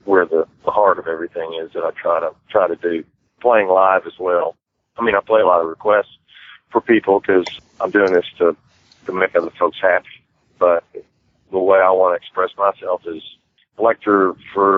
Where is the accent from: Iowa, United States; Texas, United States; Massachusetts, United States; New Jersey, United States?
Texas, United States; Humble; from a little place called Humble, Texas, which is north of Houston. It's kind of where I started playing music